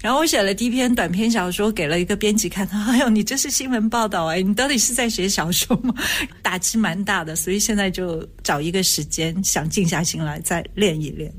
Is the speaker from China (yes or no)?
yes; Shanghai, China; moved away; 我小时候是在上海长大的，所以那个时候能够看的电影好像都是跟战争有关，抗日战争